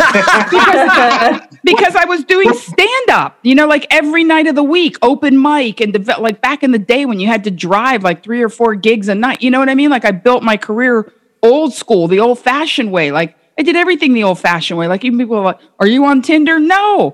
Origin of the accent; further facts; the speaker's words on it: Miami, Florida, United States; I grew up in Miami in the 70s and 80s.